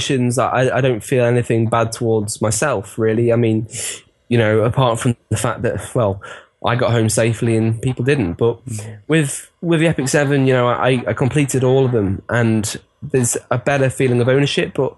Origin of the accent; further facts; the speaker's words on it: Chester, North West England, United Kingdom; my hometown, Chester